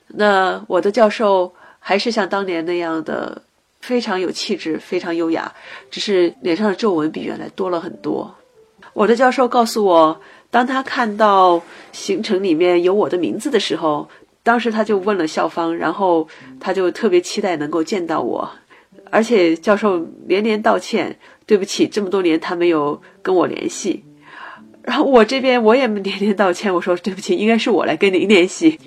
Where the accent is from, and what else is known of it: China; moved away as an adult; also born or lived in Boston, United States; now in Seattle, United States